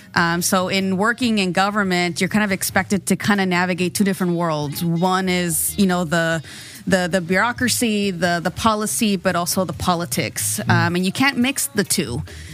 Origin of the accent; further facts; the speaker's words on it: San Diego, California, United States; now in National City, United States; born and raised in Barrio Logan. And I live in National City with my family right now.